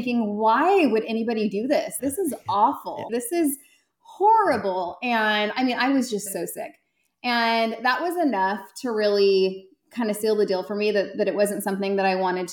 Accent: Central Valley, California, United States; moved away as an adult; also born or lived in Connecticut; now in Dallas-Fort Worth, Texas, United States; I grew up in California. I grew up in Central California, the Central Valley

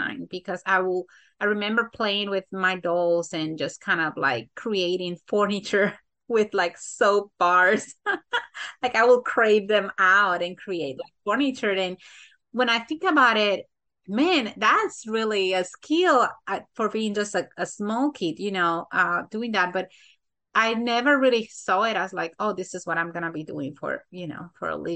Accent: Santo Domingo, Dominican Republic; now in United States; I was born in the Dominican Republic, Santo Domingo specifically. I was born and raised there

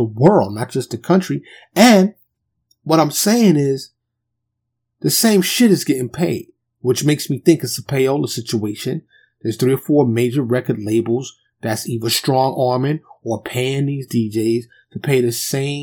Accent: New York, United States; I'm from New York

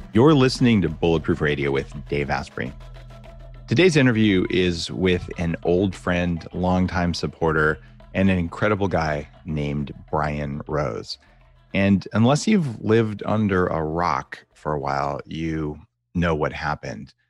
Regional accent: United States; moved away as an adult; now in Canada; as an American, by the way, I'm transplanted to Canada, I've been here for ten years

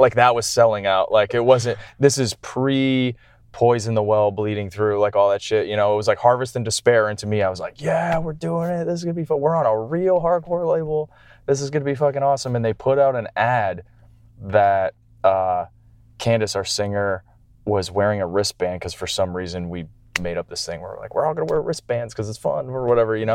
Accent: Canada; moved away; I'm coming from Canada

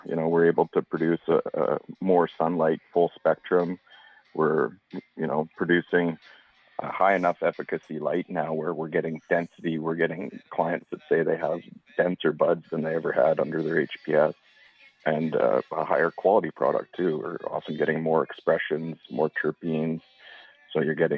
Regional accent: the Kootenays, British Columbia, Canada; also born or lived in Spokane Valley, Washington, United States; growing up in the Kootenays in the Spokane Valley

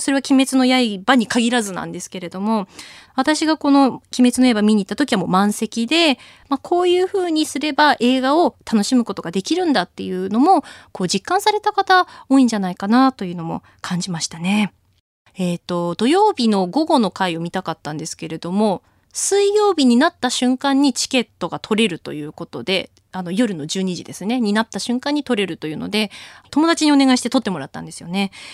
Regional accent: Akita, Japan; born or raised there; moved away as an adult; now in Tokyo, Japan

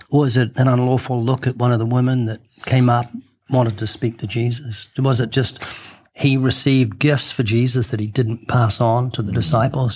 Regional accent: New Zealand; moved away; my home country of New Zealand.

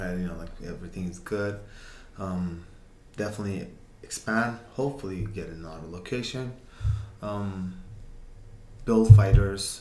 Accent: Uzbekistan; English is a second language; now in Alberta, Canada; where'd you grow up? I'm like, Uzbekistan

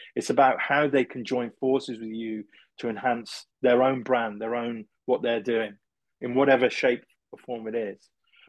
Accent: England, United Kingdom; being English

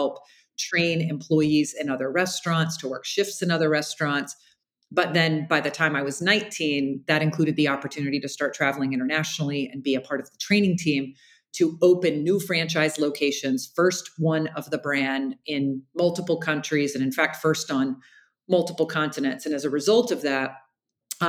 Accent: Jacksonville, Florida, United States; I grew up in Jacksonville, Florida

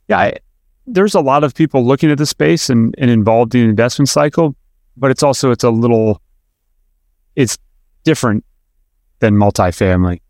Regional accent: Pennsylvania, United States; now in Atlanta, United States; I grew up in Pennsylvania

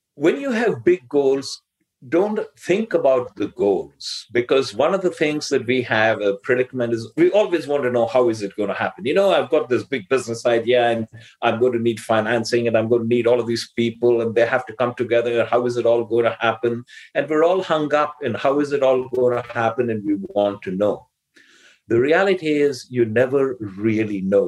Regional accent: India; English is a second language; I'm Indian and I grew up learning English by reading rather than by speaking

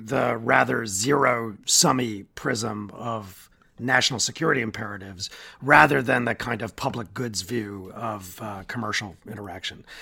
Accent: United States; as an American

